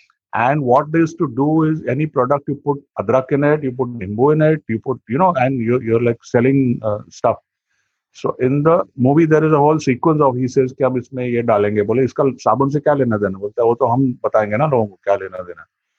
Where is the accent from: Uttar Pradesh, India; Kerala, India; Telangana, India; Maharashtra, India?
Uttar Pradesh, India; Varanasi; I'm from Banaras